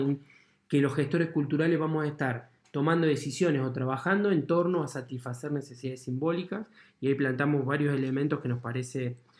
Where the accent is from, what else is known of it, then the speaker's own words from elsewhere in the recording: La Pampa, Argentina; also born or lived in Santa Rosa, La Pampa; cuando yo tenía 10 años en mi pueblo